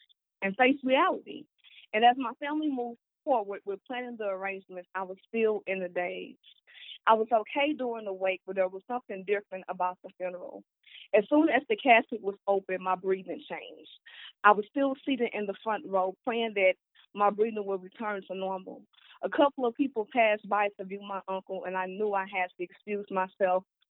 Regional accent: St. Louis, Missouri, United States; I was born and raised in St. Louis, Missouri, in a single-parent household

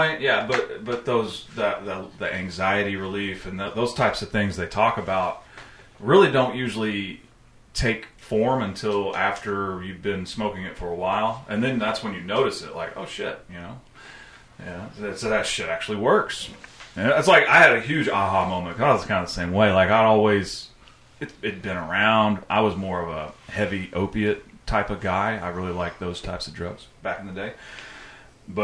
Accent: Oklahoma, United States; growing up in Oklahoma

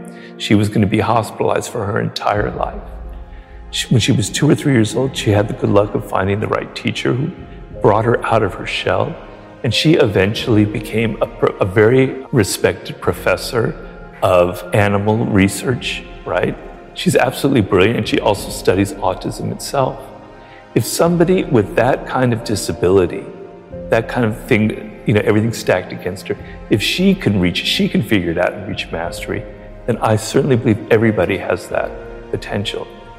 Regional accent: Ireland; being an Irishman in Paris in my early 20s, you know, I was having adventures, right?

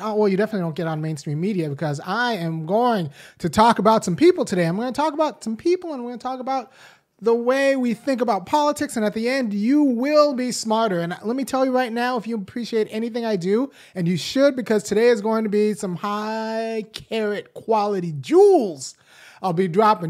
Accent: Los Angeles, California, United States; I was born in Los Angeles. I'm about their age

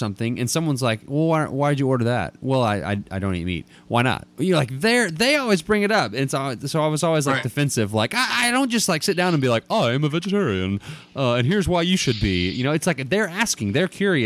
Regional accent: Dallas, Texas, United States; now in Abilene, United States; I'm from Dallas too, and live in Abilene, West Texas

